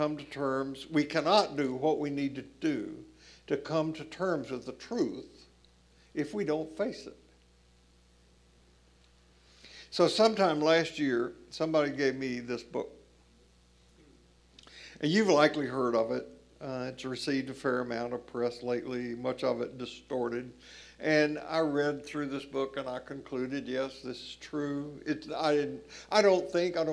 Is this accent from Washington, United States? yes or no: no; Columbia, Tennessee, United States; moved away as an adult; Columbia, Tennessee, where I grew up